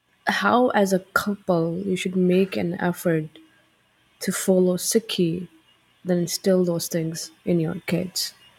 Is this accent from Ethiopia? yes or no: no; Amritsar, Punjab, India; moved away; When I used to live in India, I'm from Amritsar, right?